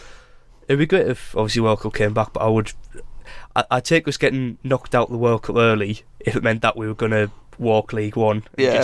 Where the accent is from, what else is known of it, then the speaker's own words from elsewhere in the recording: England, United Kingdom; Yeah, it's all like great, they're English. I'm English. I am English.